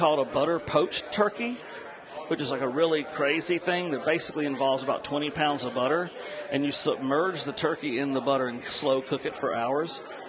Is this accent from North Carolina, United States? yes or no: yes; North Carolina mountains, United States; moved away; also born or lived in Kentucky / New Orleans; I was sort of born in Kentucky, then raised in North Carolina in the mountains, which is where I learned to run a still, and then down to New Orleans to become a chef.